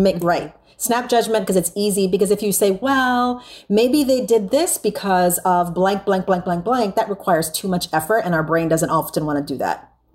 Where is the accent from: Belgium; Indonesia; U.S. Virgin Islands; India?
U.S. Virgin Islands; now in San Antonio, United States; I'm from the Caribbean, and I was born and raised there